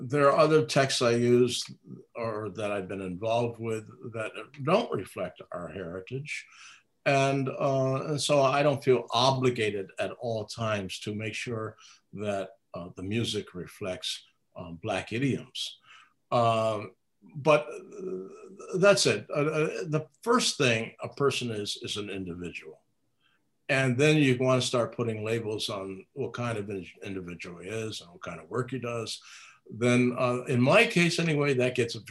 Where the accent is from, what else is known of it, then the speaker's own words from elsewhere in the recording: Albany, New York, United States; I grew up in Northern New York State, or mid New York State, Albany, New York